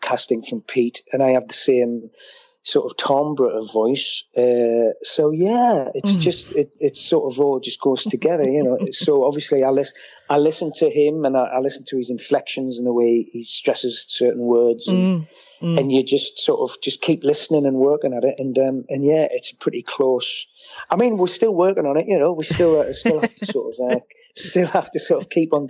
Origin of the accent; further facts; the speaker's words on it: Washington, North East England, United Kingdom; moved away; also born or lived in Gateshead; I was born in Gateshead, but I was brought up in Washington, which was part of County Durham